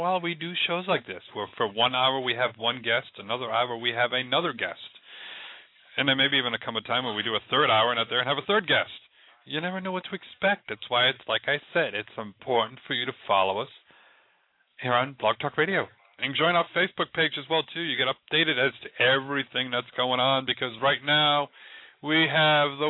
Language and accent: English; Rhode Island, United States; moved away; I'm from Rhode Island originally.